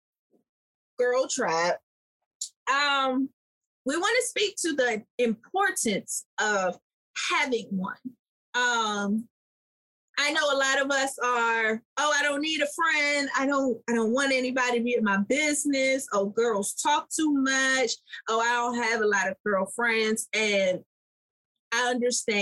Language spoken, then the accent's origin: English; Washington, District of Columbia, United States; I was raised in Southeast DC